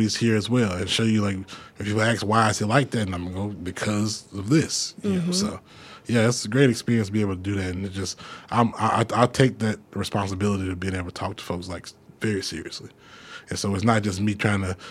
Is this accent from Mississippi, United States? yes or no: yes; Jackson, Mississippi, United States; I'm from Jackson, but my mom's from Greenwood, my dad's from Port Gibson